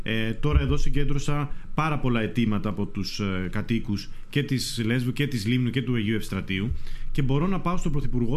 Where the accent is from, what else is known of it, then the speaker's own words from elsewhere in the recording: Mesotopos, North Aegean, Greece; από το χωριό μου, από το Μεσότοπο